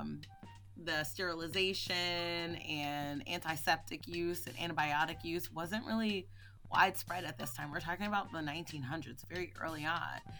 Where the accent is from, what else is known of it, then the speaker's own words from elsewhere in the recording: Philadelphia, Pennsylvania, United States; growing up in Philly